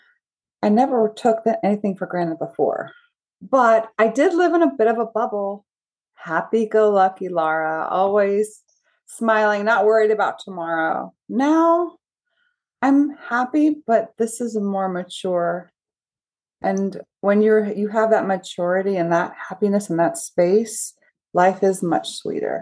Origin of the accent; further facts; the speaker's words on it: Charleston, South Carolina, United States; I grew up in Charleston.